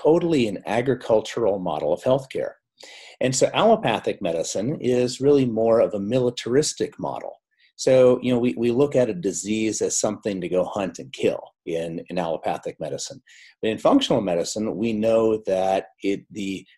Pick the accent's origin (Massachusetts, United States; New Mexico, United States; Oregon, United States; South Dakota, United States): South Dakota, United States; I grew up, I'm a dairy farm boy from South Dakota. And so I grew up on a dairy farm